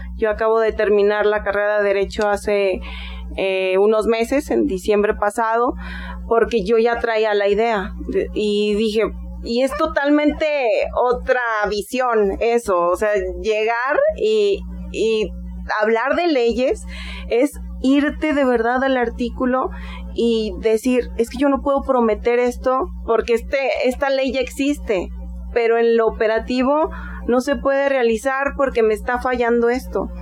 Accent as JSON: {"language": "Spanish", "region": "Aguascalientes", "country": "Mexico", "tie": "born or raised there", "said": "Yo soy de aquí de Aguascalientes, hidrocálida"}